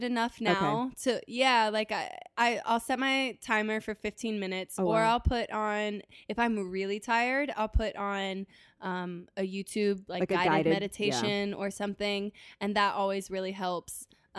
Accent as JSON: {"language": "English", "region": "West Coast", "country": "United States", "tie": "born or raised there", "said": "I feel like because I grew up, I kind of consider myself to say that I grew up on the West Coast."}